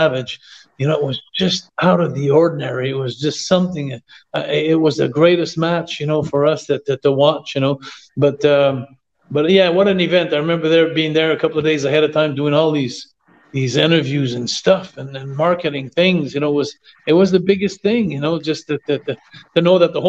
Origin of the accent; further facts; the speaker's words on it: Quebec, Canada; I was the Quebec legend